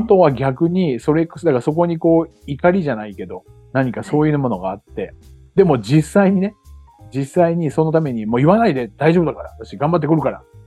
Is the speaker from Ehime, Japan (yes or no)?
no; Chiba, Japan; moved away as an adult; now in Okinawa, Japan; 僕も千葉で生まれ育ちました